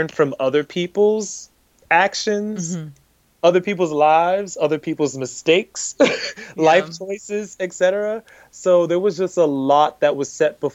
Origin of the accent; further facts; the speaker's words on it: Miami, Florida, United States; growing up the way that I grew up in Miami